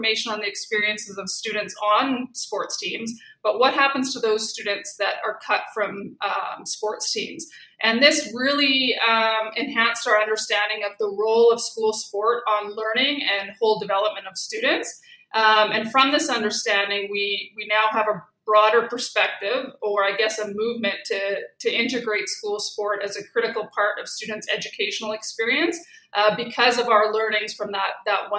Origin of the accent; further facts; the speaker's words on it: Saskatoon, Saskatchewan, Canada; moved away; also born or lived in Alberta; I'm from Saskatoon and did my undergraduate there as well as my master's